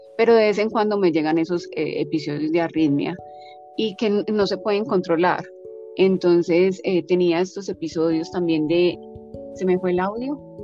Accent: Medellín, Antioquia, Colombia; moved away as an adult; also born or lived in Hawaii; soy colombiana eh, de Medellín

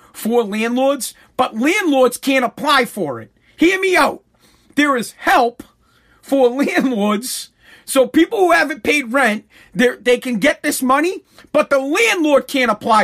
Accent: Massachusetts, United States; I'm from Massachusetts.

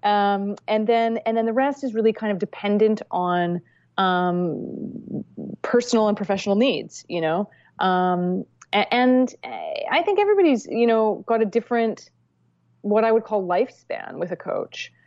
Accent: Vancouver, British Columbia, Canada; I grew up in Vancouver, British Columbia

